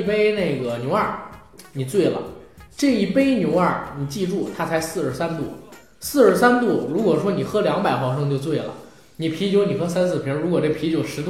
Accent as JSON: {"language": "Chinese", "region": "Beijing", "country": "China", "said": "但是呢，这个厂子我们北京人喝着它是有自己情感在的。"}